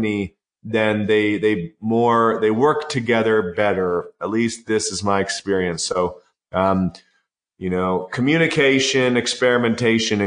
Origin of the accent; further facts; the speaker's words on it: Canada; I'm Canadian